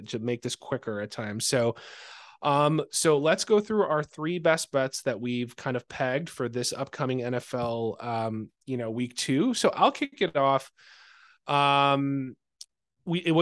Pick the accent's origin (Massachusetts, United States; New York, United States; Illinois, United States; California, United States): Illinois, United States; Chicago; I'm a Chicagoan